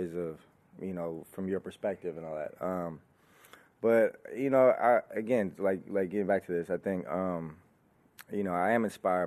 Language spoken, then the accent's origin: English; the Bay Area, California, United States; growing up in the Bay, and that was just, you know, the culture I'm surrounded